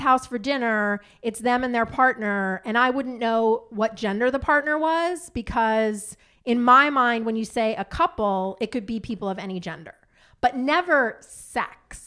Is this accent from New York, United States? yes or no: yes; Long Island, New York, United States; I grew up on Long Island